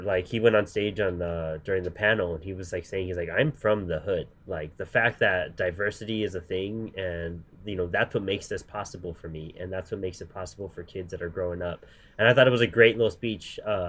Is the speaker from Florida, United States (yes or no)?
no; El Paso, Texas, United States; moved away; I'm from El Paso.